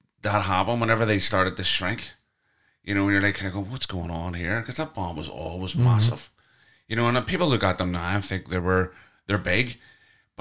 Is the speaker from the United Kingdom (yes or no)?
yes; Belfast, Northern Ireland, United Kingdom; I grew up on Tower Street.